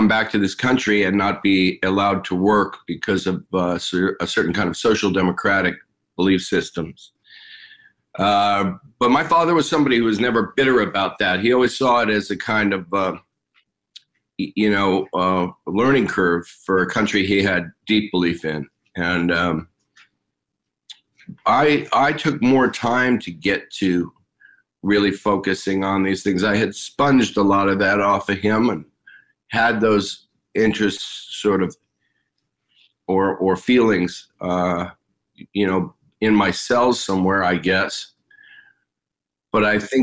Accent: Los Angeles, California, United States; also born or lived in New York / Haiti; I grew up in the San Fernando Valley in Los Angeles

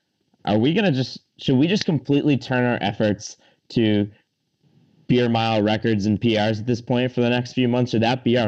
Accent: Massachusetts, United States; we're all from Massachusetts

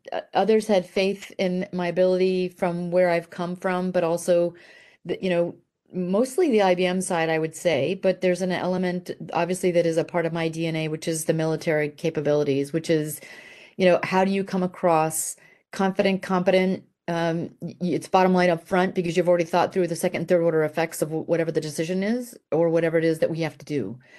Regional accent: Italy; I grew up in Italy as a military brat, and probably emphasis on the B for brat in my case

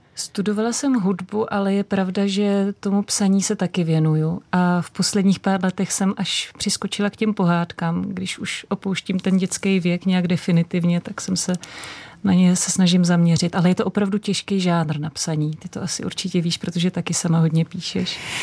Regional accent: Prague, Czechia; jsem vyrůstala pod Vyšehradem u železničního mostu

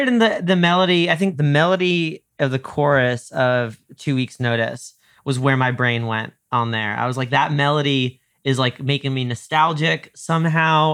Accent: suburban New York, United States; now in Los Angeles, United States; I grew up in suburban New York

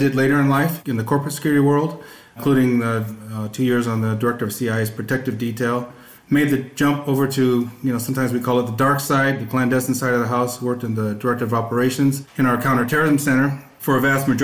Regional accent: Northern California, United States; I grew up in Northern California

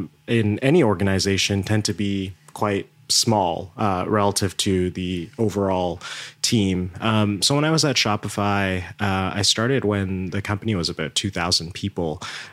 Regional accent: Toronto, Ontario, Canada; also born or lived in India; So I was born in India, and my family had moved to Canada when I was 6 years old. So they moved to Toronto, and Toronto has been home ever since. I've grown up in Toronto

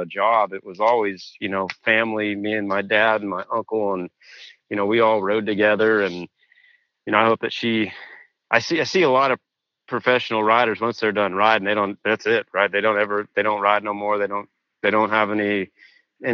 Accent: Washington, United States; moved away as an adult; also born or lived in Pennsylvania; I grew up in Washington, like as a local A and pro rider

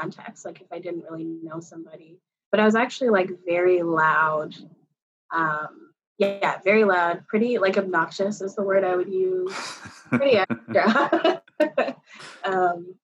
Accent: Yarmouth, Nova Scotia, Canada; now in Halifax, Canada; I was born and I grew up in Yarmouth, Nova Scotia.

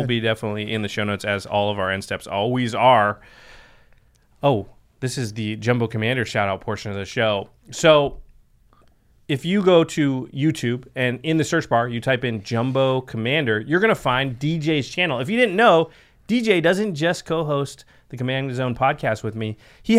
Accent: Oregon, United States; I'm from Oregon

